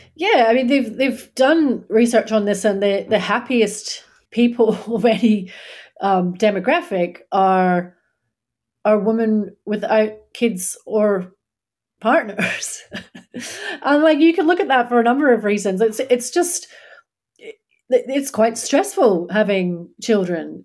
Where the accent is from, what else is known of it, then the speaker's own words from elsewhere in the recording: Scotland, United Kingdom; moved away as an adult; now in Australia; I grew up in Scotland